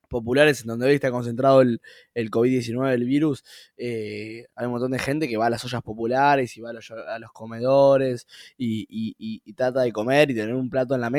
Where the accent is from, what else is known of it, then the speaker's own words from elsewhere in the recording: Buenos Aires Province, Argentina; now in Buenos Aires, Argentina; yo antes era de, de, Gran Buenos Aires